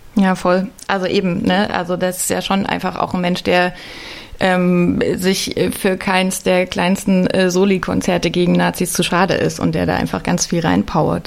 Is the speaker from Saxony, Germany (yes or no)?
yes; Leipzig, Saxony, Germany; Ich bin in Leipzig aufgewachsen